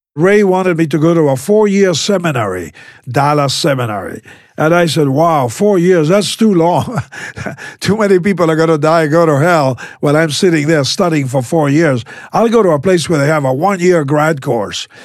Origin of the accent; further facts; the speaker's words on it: Buenos Aires, Argentina; I was born in South America. The southernmost country in South America is Argentina, and I was born in, uh, in the capital city